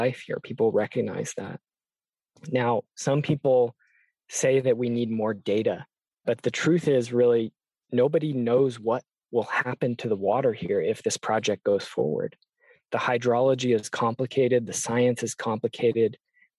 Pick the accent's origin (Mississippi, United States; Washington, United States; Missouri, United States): Washington, United States; near Seattle; I grew up in Washington State, near Seattle, Duwamish territory